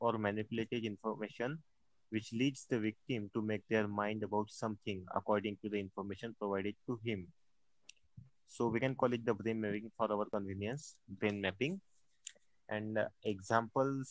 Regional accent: India; I'm from India

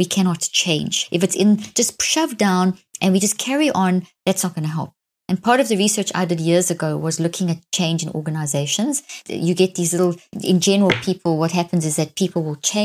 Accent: South Africa; growing up in South Africa in a very racist apartheid system

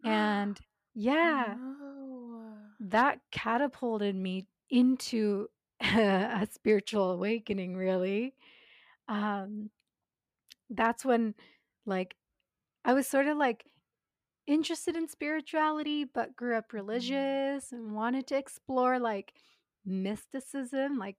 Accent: Japan; I'm born and raised in Japan, but my dad's Canadian, my mom's Japanese

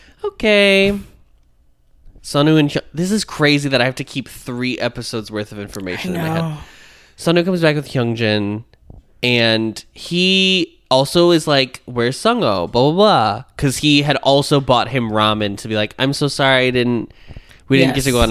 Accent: United States; as an American

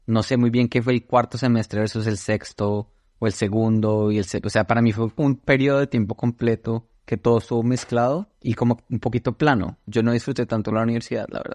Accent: Bogotá, Colombia; moved away as an adult; also born or lived in Toulouse / Brussels / Washington, D.C. / Seattle; Crecí en Bogotá toda mi vida

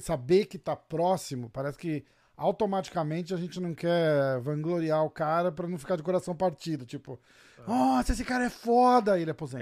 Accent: Brazil; a gente é brasileiro

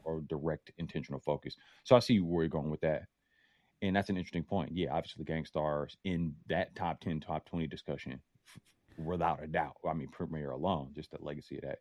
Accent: Oakland, California, United States; I'm from Oakland

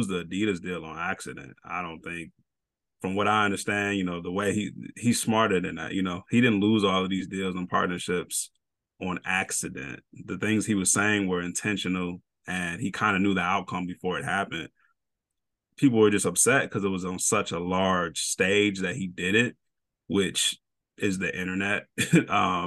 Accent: Chicagoland, Illinois, United States; I'm from Chicago land, if you will. I'm from an hour south

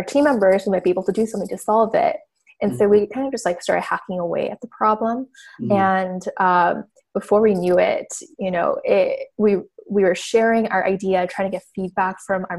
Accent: Orange County, California, United States; moved away as an adult; also born or lived in Washington, D.C. / San Francisco; now in Los Angeles, United States; I grew up in Orange County, California. Basically all my childhood and life.

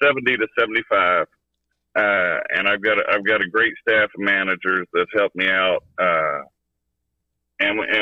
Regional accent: Kentucky, United States; I'm from Kentucky

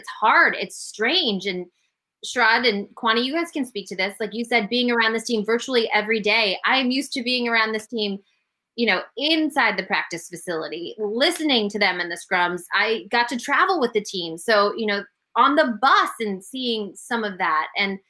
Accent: Denver, Colorado, United States; now in Boston, United States; I grew up in Denver.

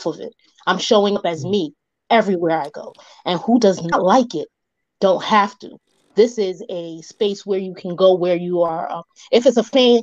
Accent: New York City, New York, United States; I am from the Bronx.

